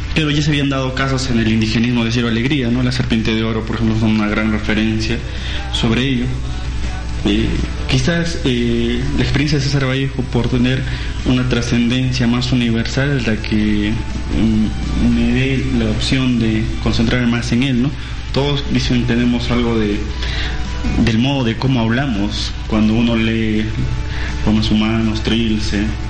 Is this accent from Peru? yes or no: yes; Peru; entendernos como nación peruana